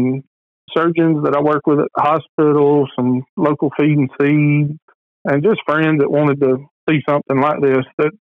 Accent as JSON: {"language": "English", "town": "Lakeland", "region": "Georgia", "country": "United States", "tie": "born or raised there", "said": "I grew up dog hunting in South Georgia"}